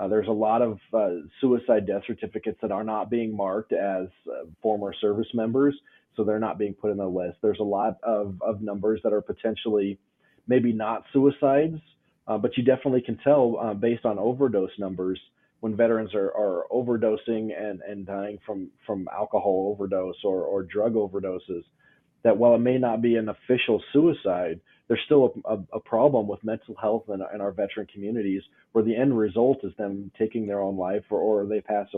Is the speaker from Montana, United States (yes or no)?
yes; Rosebud, Montana, United States; I grew up here in Montana over in a small town of Rosebud over by Miles City.